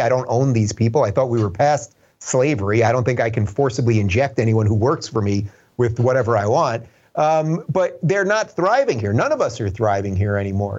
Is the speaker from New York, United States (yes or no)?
yes; Long Island, New York, United States; moved away as an adult; also born or lived in Brooklyn, New York / Manhattan, New York; now in Los Angeles, United States; I was born in seventy-six in Brooklyn. I grew up in the suburbs in Long Island